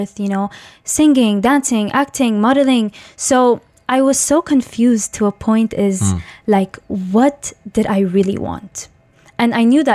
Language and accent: English; Dubai, United Arab Emirates; also born or lived in Tajikistan; I'm originally from Tajikistan, but I've been raised in the UAE in Dubai my whole entire life